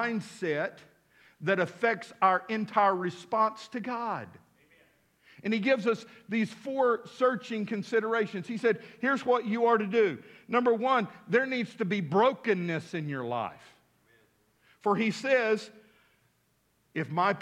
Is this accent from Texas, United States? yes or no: yes; West Texas, United States; now in Fort Smith, United States; I was raised out in West Texas.